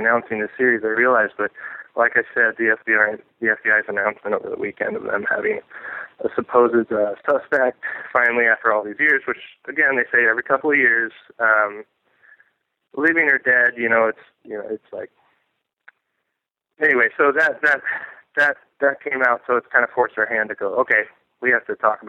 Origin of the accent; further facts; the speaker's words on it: Portland, Oregon, United States; I was born and raised in Portland